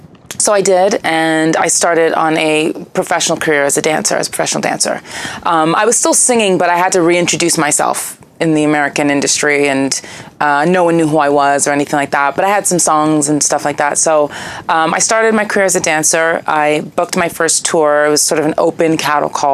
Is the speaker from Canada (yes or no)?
yes; Toronto, Ontario, Canada; moved away; I'm from Toronto originally, so I did a lot of stuff in the Toronto music scene in my late teens